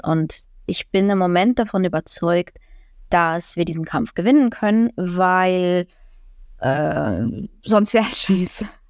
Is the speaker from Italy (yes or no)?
no; Ukraine; now in Germany; Als Ukrainerin kann ich darüber lachen